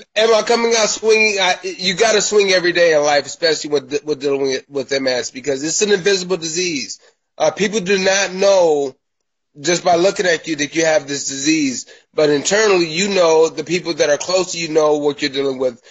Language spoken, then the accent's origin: English; Milwaukee, Wisconsin, United States; moved away as an adult; now in Los Angeles, United States; I am a Midwest kid. I'm from Milwaukee, Wisconsin, a long way away from uh, the Los Angeles, Hollywood area. I lived there until 2015